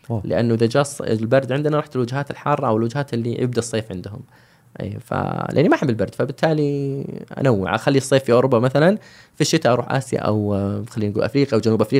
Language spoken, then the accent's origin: Arabic; Saudi Arabia